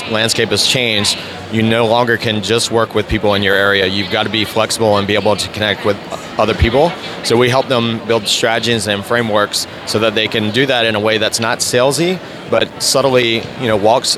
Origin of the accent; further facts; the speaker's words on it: North Carolina, United States; moved away as an adult; also born or lived in Atlanta; now in Jacksonville, United States; I grew up in North Carolina, went to school at NC State, and worked there for a couple years